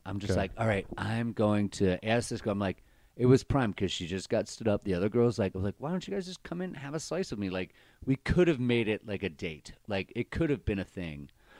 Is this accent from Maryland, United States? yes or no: yes; Baltimore, Maryland, United States; One's from New York. One's from Jersey. I'm from Baltimore.